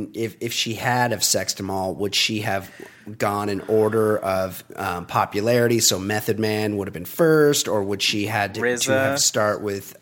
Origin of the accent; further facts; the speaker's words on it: California, United States; I'm a California guy